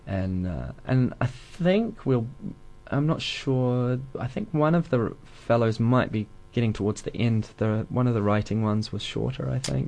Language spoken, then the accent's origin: English; Dunedin, Otago, New Zealand; moved away as an adult; I wanted to move back to Dunedin